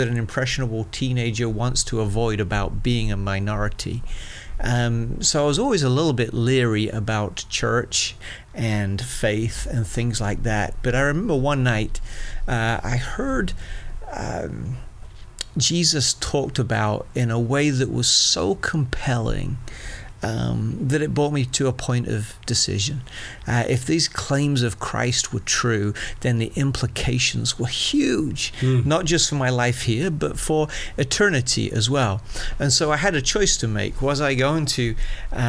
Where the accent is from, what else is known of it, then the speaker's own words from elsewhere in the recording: Colchester, East of England, United Kingdom; moved away as an adult; now in Florida, United States; I was born and raised in England, and most of my family still lives there. I consider home a town called Colchester, which is about an hour northeast of London